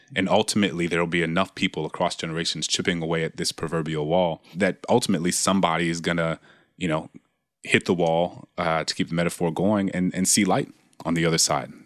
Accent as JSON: {"language": "English", "town": "New Orleans", "region": "Louisiana", "country": "United States", "tie": "born or raised there", "said": "my hometown in New Orleans"}